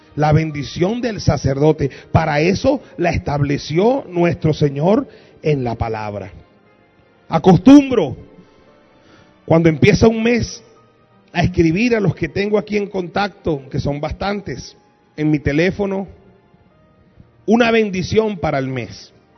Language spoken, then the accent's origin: Spanish; Caracas, Capital District, Venezuela; Yo como venezolano y como persona que me crié en el 23 de enero en Caracas